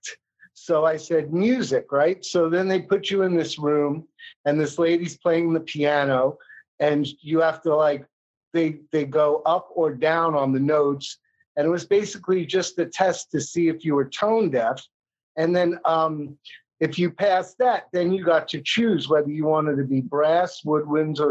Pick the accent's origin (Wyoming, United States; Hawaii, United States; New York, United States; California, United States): New York, United States; New York City; when I grew up on Staten Island